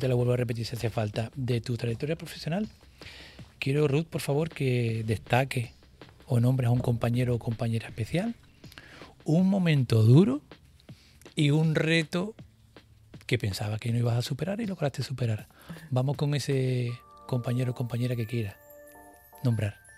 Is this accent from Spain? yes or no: yes; Andalusia, Spain; now in Canary Islands, Spain; Yo decirte que soy andaluz, llevo desde el 95 aquí